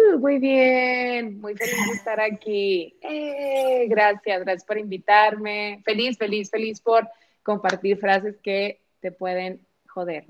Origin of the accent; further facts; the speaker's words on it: Monterrey, Nuevo León, Mexico; now in Morelia, Mexico; soy regia, actualmente vivo en Morelia por cuestiones ahí familiares